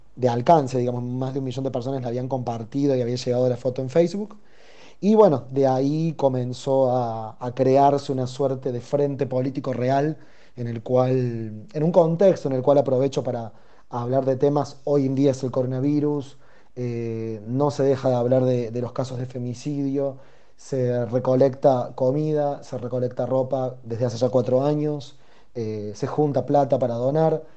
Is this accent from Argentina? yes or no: yes; Córdoba, Argentina; moved away as an adult; now in Buenos Aires, Argentina; yo soy originariamente de Córdoba, Córdoba Capital, eh, crecí ahí, nací ahí y vivo en Capital Federal hace ya alrededor de dos años y medio